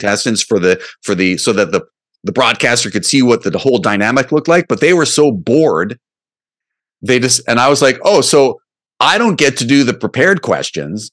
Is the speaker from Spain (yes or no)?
no; Canada; as a Canadian comic